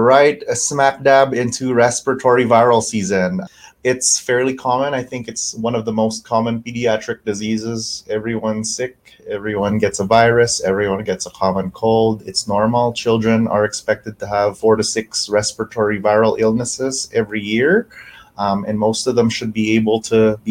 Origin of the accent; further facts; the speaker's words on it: Canada; also born or lived in New York / Louisville; now in Spokane, United States; I have some family in Canada, and I'm Canadian